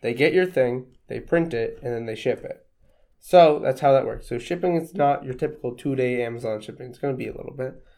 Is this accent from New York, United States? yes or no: no; Ohio, United States; I mean, we are American people in the middle of nowhere, Ohio.